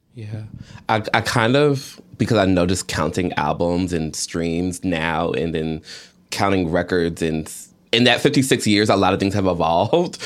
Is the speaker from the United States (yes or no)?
yes; Georgia, United States; I grew up in Georgia